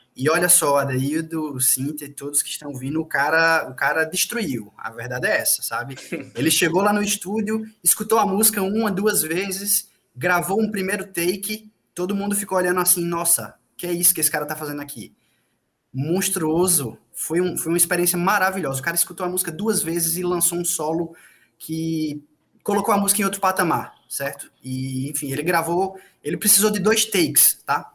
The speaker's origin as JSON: {"language": "Portuguese", "region": "Paraíba", "country": "Brazil", "accent": "paraibano", "said": "com muito sotaque paraibano"}